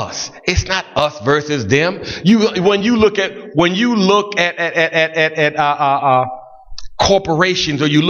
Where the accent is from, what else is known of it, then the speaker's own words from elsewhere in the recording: Buffalo, New York, United States; I grew up in Buffalo